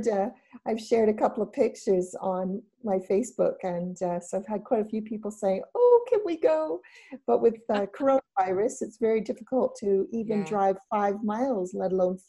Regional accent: Canada; accent: Canadian; now in Wales, United Kingdom; I've been in Wales for 21 years now, but I still have my Canadian accent, I'm told. Though when I go home to Canada, they don't think I don't sound Canadian to them either.

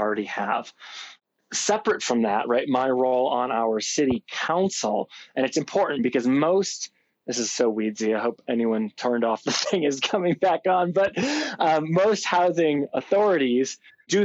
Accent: Chicago, Illinois, United States; now in Aspen, United States; I grew up in Chicago, but I grew up as one of those tourists

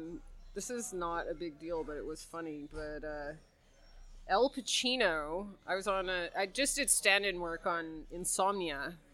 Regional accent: Victoria, British Columbia, Canada; moved away; So I'm from Victoria, but I moved over here in 95. Yeah, a long time ago.

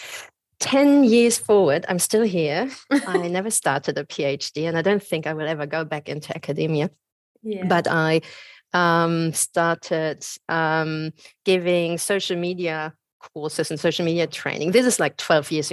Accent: Germany; moved away as an adult; also born or lived in Australia; now in Byron Bay, Australia; I'm originally from Germany

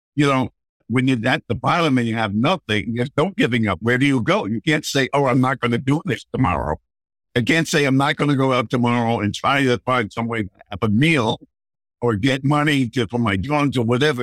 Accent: Mamaroneck, New York, United States; also born or lived in Ossining, New York / Bronx, New York; we lived in Mamaroneck for the next 20 years till I was 18.

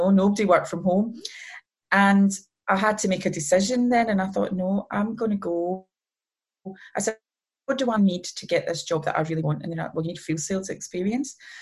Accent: Scotland, United Kingdom; I'm Scottish

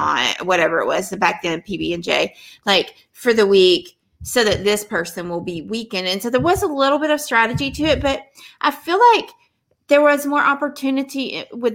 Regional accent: Texas, United States; I'm from Texas.

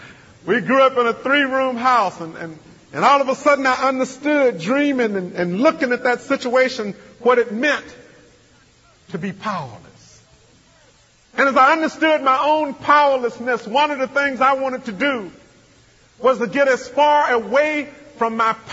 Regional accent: Mississippi, United States; I remember growing up in Mississippi, I grew up powerless. I grew up in a family of 10 children.

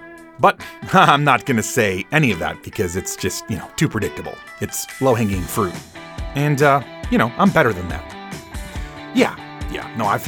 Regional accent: Chicago, Illinois, United States; now in Atlanta, United States; Oh, my hometown. Love it.

